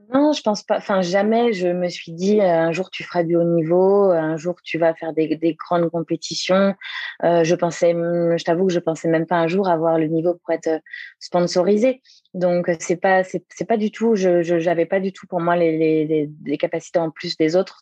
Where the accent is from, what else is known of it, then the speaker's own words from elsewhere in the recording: Le Mans, Pays de la Loire, France; moved away as an adult; also born or lived in Angers / Toulouse / south of France; je suis originaire du Mans, puisque je suis née en, Sarthe, donc, euh, où j'ai vécu jusqu'à mes 18 ans